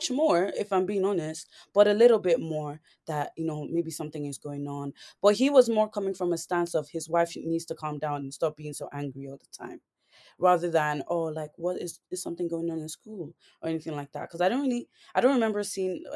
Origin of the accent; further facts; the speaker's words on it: Ireland; growing up in Ireland, I did go through a lot of things, you know, being the only girl, like the only black girl in my school